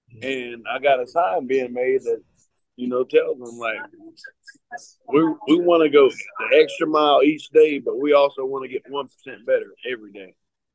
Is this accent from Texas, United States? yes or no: no; Cleveland, Georgia, United States; And it's, it's in White County in Cleveland, where my hometown is.